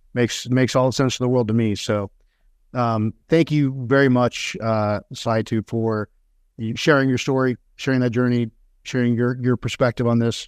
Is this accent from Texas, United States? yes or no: yes; Texas, United States; grew up in Texas